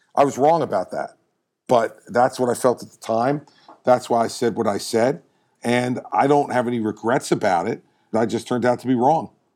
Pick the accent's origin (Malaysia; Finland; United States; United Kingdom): United States; New Jersey; I'm from New Jersey